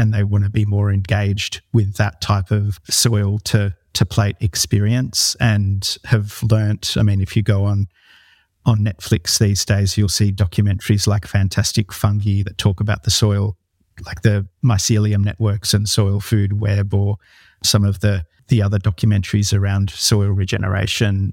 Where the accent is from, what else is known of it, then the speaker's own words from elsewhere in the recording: New South Wales, Australia; I grew up in the Northern Rivers region of New South Wales, where I still live